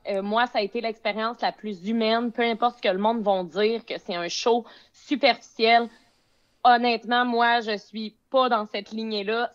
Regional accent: Beauce, Quebec, Canada; now in Montreal, Canada; je viens de la Beauce, mais j'habite présentement dans les coins de Montréal

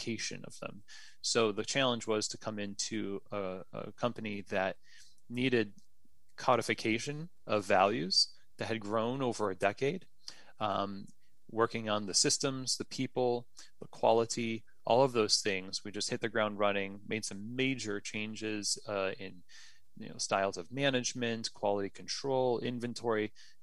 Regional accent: New York, United States; moved away as an adult; now in Louisville, United States; I'm a New Yorker

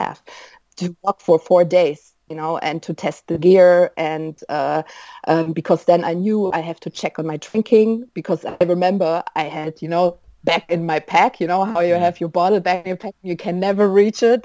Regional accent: Düsseldorf, North Rhine-Westphalia, Germany; Where are you from? I'm like, Dusseldorf

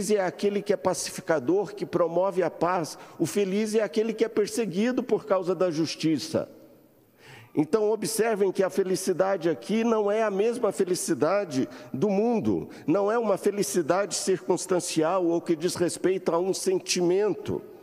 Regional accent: Belo Horizonte, Minas Gerais, Brazil; accent: mineiro; also born or lived in Rio de Janeiro; Eu me lembro que quando saímos de Belo Horizonte, falando uai, falando tinindo, etc. e tal, e de Minas Gerais nós fomos para o Rio de Janeiro

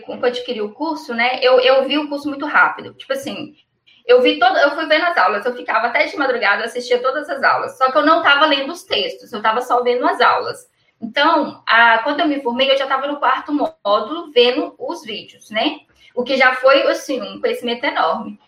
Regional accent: Ipatinga, Minas Gerais, Brazil; Eu sou de Patinga em Minas Gerais

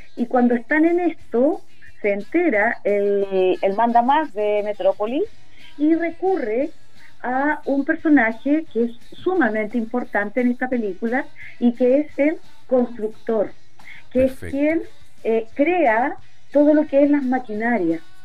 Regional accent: Ancud, Los Lagos, Chile; moved away as an adult; now in Curicó, Chile; Chilota, nacida, criada en Chiloé y después ya me quedé, llevo más de 20 años viviendo

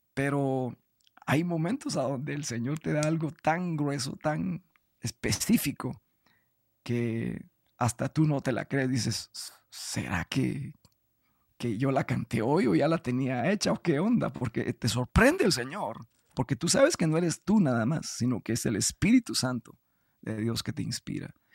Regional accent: Guatemala; yo soy guatemalteco

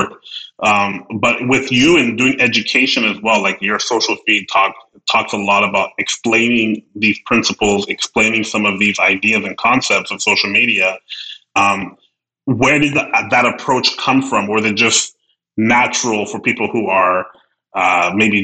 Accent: Edmonton, Alberta, Canada; now in Ontario, Canada; as more of a city person, even though I'm from Edmonton

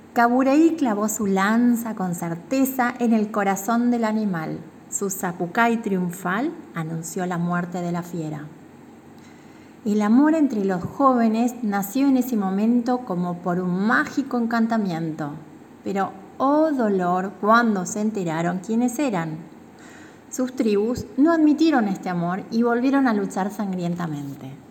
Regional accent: Misiones, Argentina; soy de Misiones, tengo 39 años

